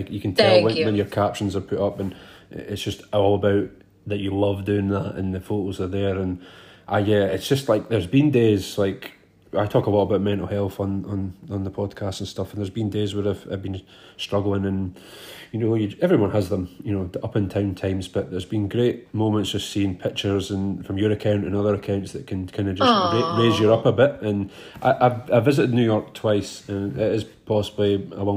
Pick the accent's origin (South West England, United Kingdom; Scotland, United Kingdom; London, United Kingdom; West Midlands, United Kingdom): Scotland, United Kingdom; Arbroath; also born or lived in Dundee; my hometown which is called Arbroath